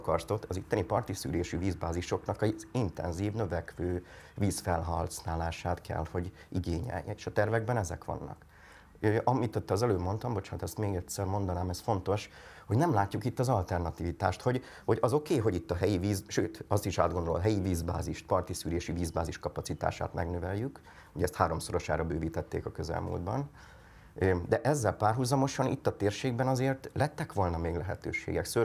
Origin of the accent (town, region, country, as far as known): Tata, Komárom-Esztergom, Hungary